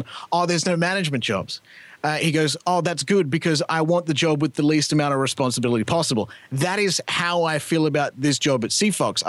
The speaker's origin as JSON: {"language": "English", "country": "Australia", "moved": "as an adult", "lives_now": "Canada", "said": "I'm Australian"}